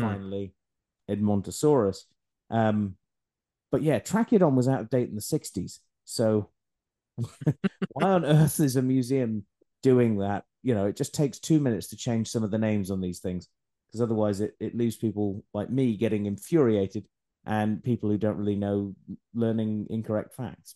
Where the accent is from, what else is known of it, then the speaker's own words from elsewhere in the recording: Scotland, United Kingdom; I'm Scottish